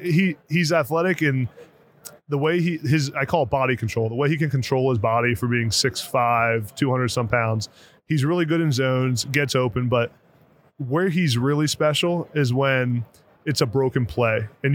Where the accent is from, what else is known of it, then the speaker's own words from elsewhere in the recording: Harrisburg, Pennsylvania, United States; now in Philadelphia, United States; Harrisburg, Pennsylvania.